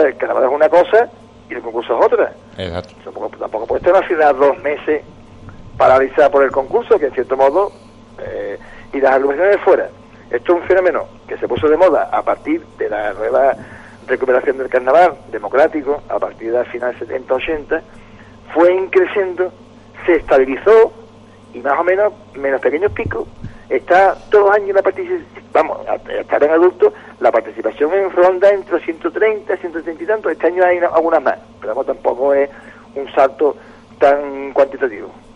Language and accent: Spanish; Cádiz, Andalusia, Spain; yo soy de Cádiz de casualidad